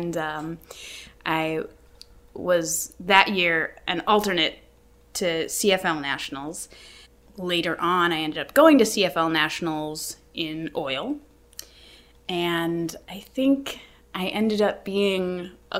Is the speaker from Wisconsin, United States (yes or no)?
yes; Sheboygan, Wisconsin, United States; moved away as an adult; also born or lived in Kenosha, Wisconsin / Milwaukee, Wisconsin / Minnesota; I grew up in Sheboygan, so when I was doing forensics, I was at Sheboygan South